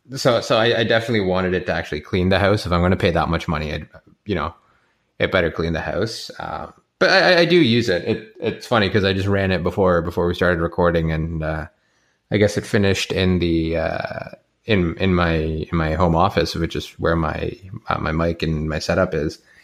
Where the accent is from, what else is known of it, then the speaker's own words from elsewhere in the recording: Canada; as a Canadian